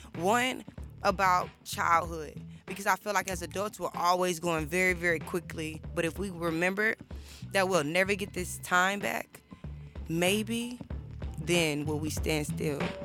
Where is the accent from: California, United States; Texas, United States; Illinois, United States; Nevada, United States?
Texas, United States; Houston; I am a junior communications major, and I am from Houston, Texas